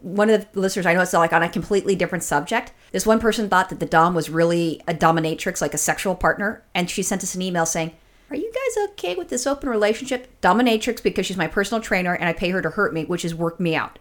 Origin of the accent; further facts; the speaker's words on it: California, United States; as a Californian